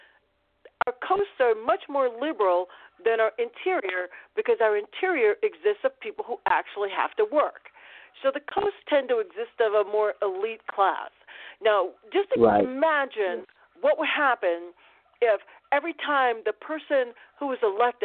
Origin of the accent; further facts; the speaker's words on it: Chicago, Illinois, United States; moved away; I am that person from Chicago, from Illinois, from the Midwest, who understands what middle America looks like really because my parents are still there